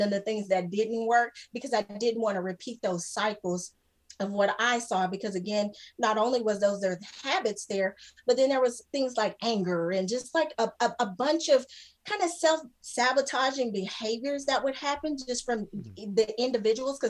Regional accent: between Lubbock and Plainview, West Texas, United States; I grew up in Texas, and we were a small town in West Texas, kind of where, like, between Lubbock, Plainview

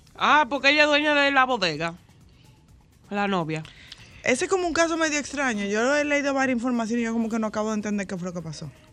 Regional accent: Dominican Republic; nosotros como dominicanos

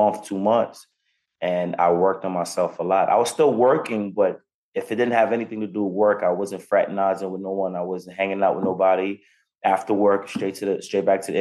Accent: New York, United States; 15 years old, I'm on a block. I'm from New York

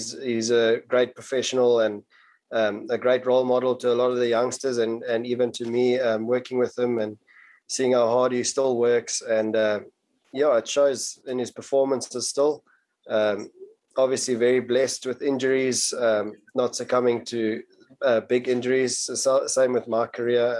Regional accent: KwaZulu-Natal, South Africa; growing up in Natal

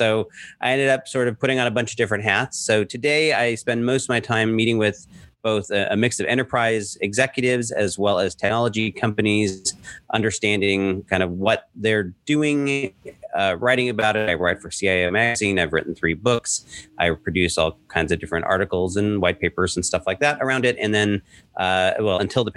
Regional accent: Southern California, United States; moved away as an adult; also born or lived in Lake Tahoe; now in New York City, United States; born and raised in Southern California

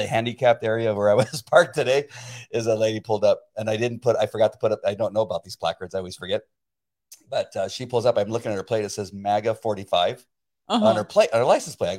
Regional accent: La Mirada, California, United States; I was born in La Mirada, California.

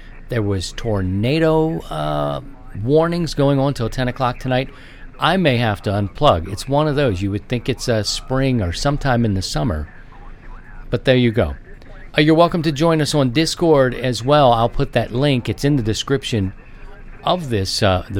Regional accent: Baltimore, Maryland, United States; now in Midwest, United States; it's different out here in the Midwest, where I live now. I grew up in Baltimore

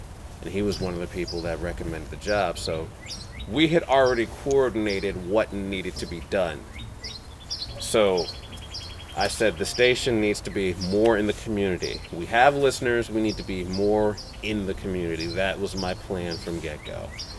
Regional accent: Windsor, Connecticut, United States; accent: no accent; I'm actually from Connecticut. I know people have a hard time guessing where I'm from because I'm completely void of an accent. {S0} Yes. {S1} I'm from Windsor, Connecticut, and that's where I lived most of my life

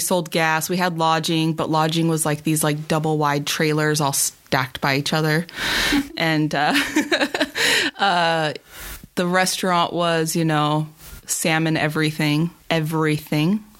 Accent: Las Vegas, Nevada, United States; I'm born and raised in Las Vegas

